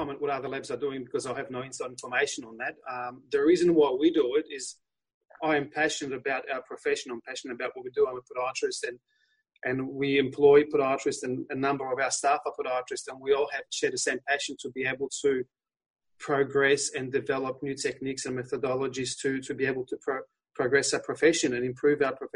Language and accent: English; Poland; accent: Polish; moved away; my Polish accent's coming through. I was born in Poland